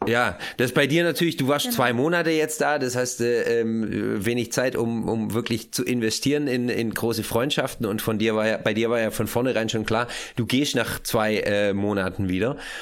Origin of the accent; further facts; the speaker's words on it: Germany; moved away; also born or lived in Switzerland; wenn von vornherein klar ist, dass man aus Deutschland kommt